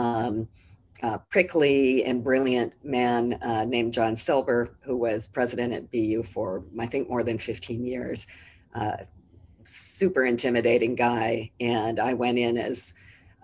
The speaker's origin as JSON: {"language": "English", "area": "Orange County", "region": "California", "country": "United States", "tie": "born or raised there", "also_born_or_lived": "New Orleans, Louisiana", "moved": "as an adult", "lives_now": "Boston, United States", "said": "we did live in Orange County. I grew up in the shadow of the Matterhorn"}